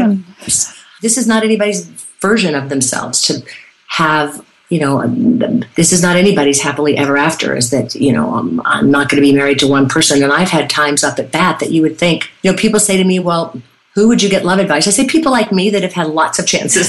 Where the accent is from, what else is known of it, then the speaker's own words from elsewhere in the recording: Irmo, South Carolina, United States; I'm from Irmo, South Carolina